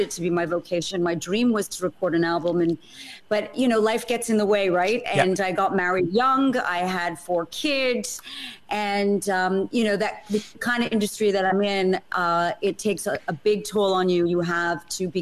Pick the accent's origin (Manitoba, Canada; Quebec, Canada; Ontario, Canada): Quebec, Canada; Montreal; moved away as an adult; also born or lived in New York, United States; now in London, United Kingdom; I was born in Canada, moved to New York, lived there for about 11 years, and then came to London over 20 years ago now